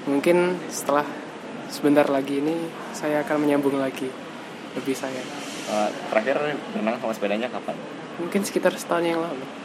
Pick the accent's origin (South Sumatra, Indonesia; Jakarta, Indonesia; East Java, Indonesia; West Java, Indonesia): East Java, Indonesia; Ngawi; saya tempat lahirnya di Ngawi, Kota Ngawi, Kabupaten Ngawi.